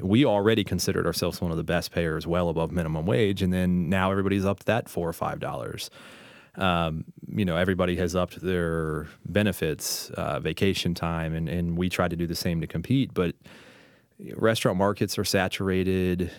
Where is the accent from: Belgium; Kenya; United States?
United States; St. Petersburg, Florida; now in Richmond, United States; I'm from Saint Pete, Florida